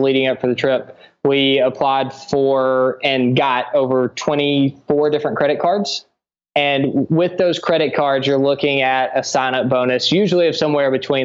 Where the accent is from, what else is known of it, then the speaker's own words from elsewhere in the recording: United States; moved away; as an American